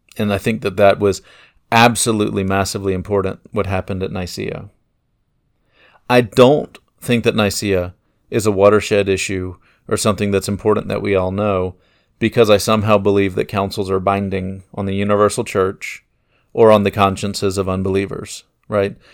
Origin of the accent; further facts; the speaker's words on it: United States; I'm an American